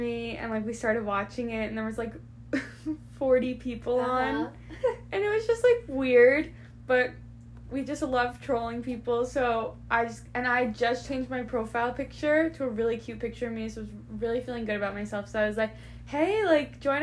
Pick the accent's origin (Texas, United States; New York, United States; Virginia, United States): New York, United States; Long Island; So I was like, Long Island